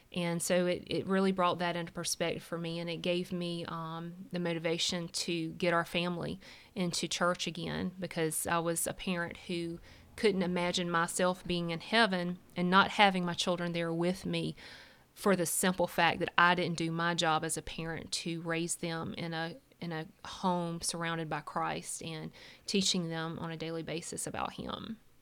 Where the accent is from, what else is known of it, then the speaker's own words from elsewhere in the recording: Lynchburg, South Carolina, United States; I grew up in Lynchburg, South Carolina